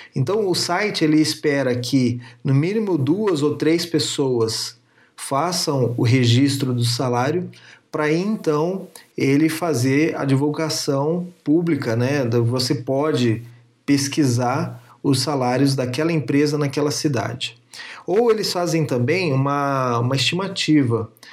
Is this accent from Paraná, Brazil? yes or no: yes; Paraná, Brazil; moved away as an adult; now in São Paulo, Brazil; eu nasci no Paraná e vim morar em São Paulo, porque era uma área que eu queria trabalhar na área de segurança